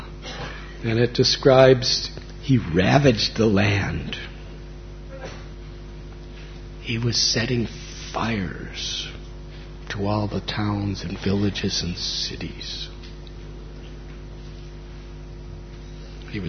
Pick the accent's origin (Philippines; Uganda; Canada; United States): United States; moved away; I was born and raised in America